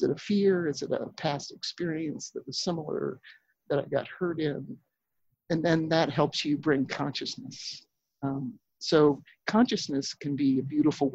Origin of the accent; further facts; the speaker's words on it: Pennsylvania, United States; now in Minnesota, United States; I grew up in Pennsylvania